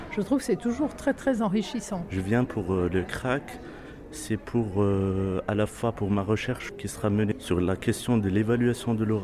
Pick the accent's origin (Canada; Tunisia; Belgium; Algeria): Algeria; now in Lyon, France; je viens d'Algérie, j'ai été enseignant de FLE au secondaire